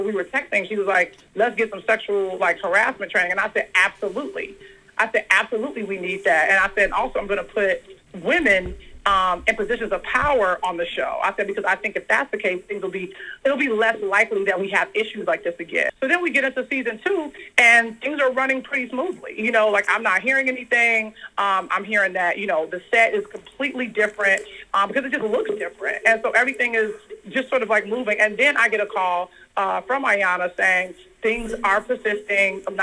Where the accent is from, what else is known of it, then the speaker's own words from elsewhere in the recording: Chicago, Illinois, United States; I'm a chick from Chicago.